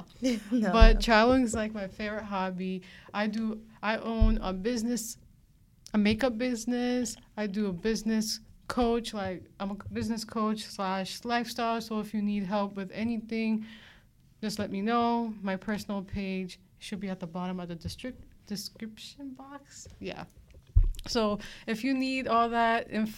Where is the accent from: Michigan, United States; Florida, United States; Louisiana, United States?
Florida, United States; West Palm Beach; also born or lived in Miami; I was born in Florida, Miami, but I moved down to West Palm. That's my hometown